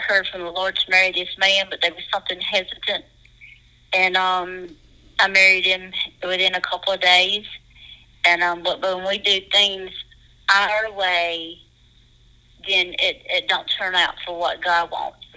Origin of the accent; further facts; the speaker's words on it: Dacusville, South Carolina, United States; also born or lived in Pickens, South Carolina; I was born in Pickens County in Pickens, South Carolina. I grew up in a small place, and it's called Dacusville, South Carolina.